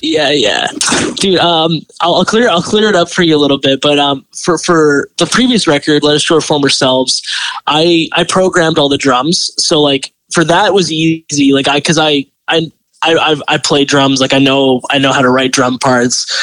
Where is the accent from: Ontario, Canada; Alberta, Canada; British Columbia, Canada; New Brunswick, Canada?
British Columbia, Canada; Delta; I grew up in Delta